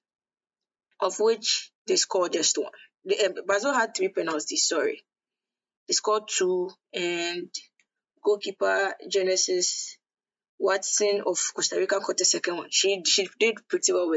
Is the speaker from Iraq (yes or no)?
no; Ghana; I'm a Ghanaian